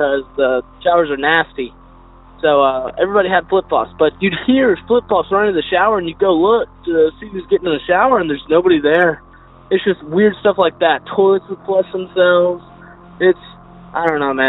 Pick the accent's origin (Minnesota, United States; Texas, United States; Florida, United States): Texas, United States; I'm from Texas